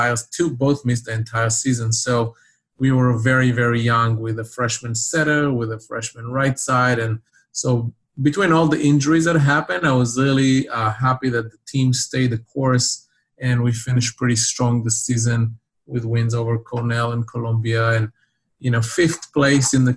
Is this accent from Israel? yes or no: yes; Israel; now in United States; seventh grade in my town where I grew up in Israel